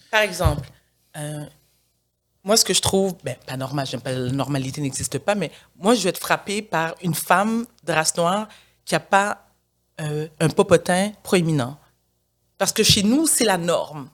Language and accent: French; Montreal, Quebec, Canada; also born or lived in South Shore (Rive-Sud), Quebec; je suis née au Québec. J'ai été, je suis née à Outremont. Ensuite, mes parents ont emménagé sur la rive sud. J'étais à l'école privée.